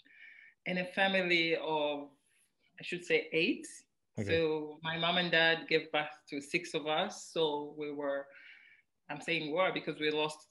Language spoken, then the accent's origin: English; Kampala, Central Region, Uganda; also born or lived in Mukono / Bombo; I am from Kawempe. I was born in Kawempe.